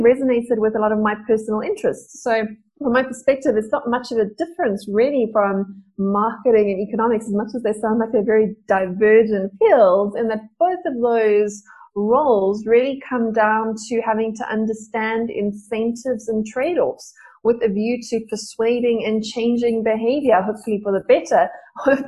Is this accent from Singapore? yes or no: no; Johannesburg, Gauteng, South Africa; I grew up in Joburg. I still live in Joburg